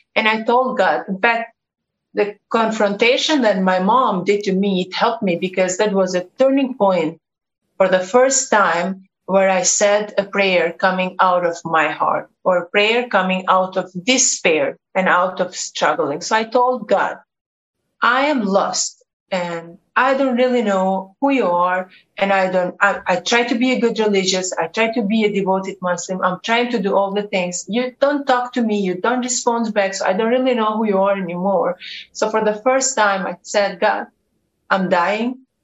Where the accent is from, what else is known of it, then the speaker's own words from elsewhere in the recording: Kosovo; I come from Kosovo. I was born and raised in this country